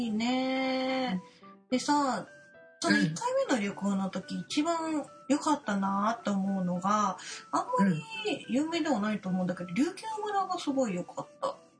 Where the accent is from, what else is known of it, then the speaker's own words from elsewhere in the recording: Kanto, Japan; 関東ってな自分の地元